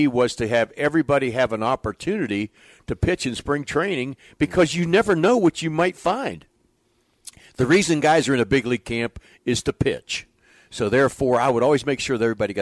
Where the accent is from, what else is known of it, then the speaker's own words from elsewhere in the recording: Western Maryland, United States; also born or lived in West Virginia; I grew up in Western Maryland, West Virginia area